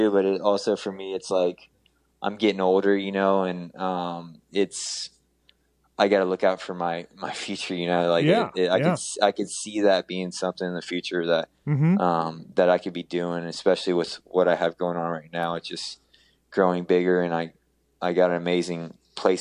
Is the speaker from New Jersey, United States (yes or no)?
no; Houston, Texas, United States; growing up in Houston.